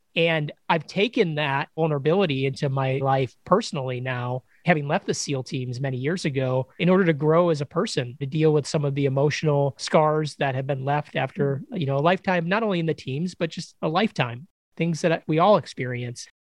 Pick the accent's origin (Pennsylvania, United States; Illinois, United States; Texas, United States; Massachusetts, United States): Illinois, United States; Chicago; moved away as an adult; I grew up in Chicago, Illinois.